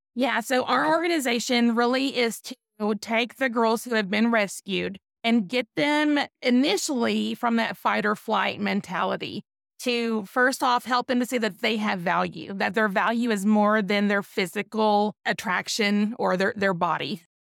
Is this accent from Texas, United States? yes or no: yes; East Texas, United States; I'm from East Texas